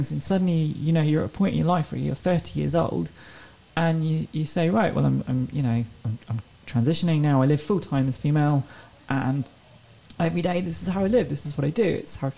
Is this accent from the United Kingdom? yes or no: yes; England, United Kingdom; They're like, hold on, are you French? I'm like, no, I'm from England.